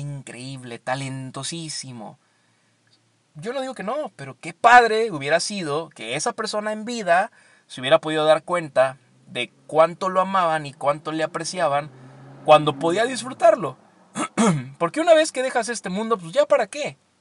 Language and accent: Spanish; Veracruz, Mexico; moved away; yo soy veracruzano, así que siempre me encanta regresar al puerto